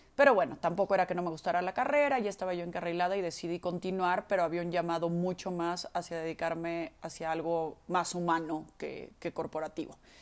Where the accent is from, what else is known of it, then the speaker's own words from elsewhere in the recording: Mexico; soy mexicana